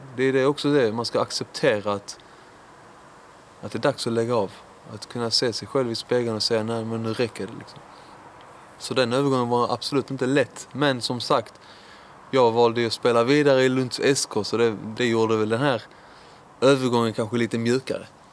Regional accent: Lund, Skåne, Sweden; also born or lived in Iran / Höganäs; flyttade vi till Lund och där är jag uppvuxen på Norra Fäladen.

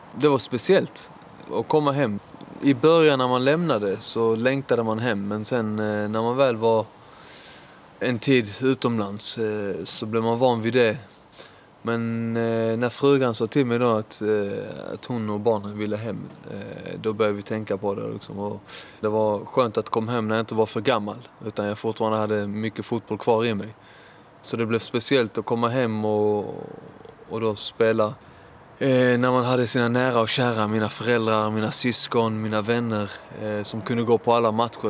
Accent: Lund, Skåne, Sweden; also born or lived in Iran / Höganäs; flyttade vi till Lund och där är jag uppvuxen på Norra Fäladen.

